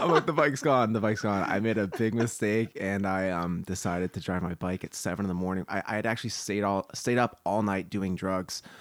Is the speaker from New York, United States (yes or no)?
no; New Jersey, United States; moved away as an adult; now in Los Angeles, United States; We grew up together in New Jersey, and then we both kind of came out to LA at the same time